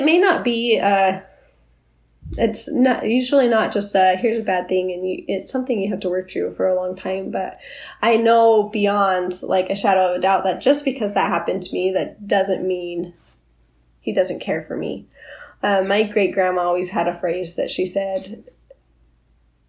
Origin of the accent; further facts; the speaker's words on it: Orem, Utah, United States; I lived a really sheltered life. I grew up in Orem.